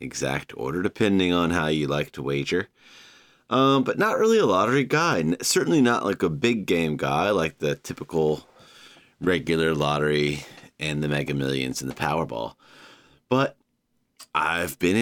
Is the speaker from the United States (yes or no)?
yes; Savannah, Georgia, United States; my hometown of Savannah